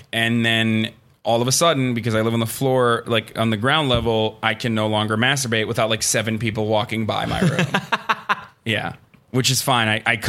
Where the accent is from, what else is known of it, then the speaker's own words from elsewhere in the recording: Istanbul, Turkey; moved away as an adult; also born or lived in Ankara; now in United States; I grew up in Turkey. I grew up in Istanbul, and I grew up in Ankara, and Ankara is the capital. And then I came here 8 years ago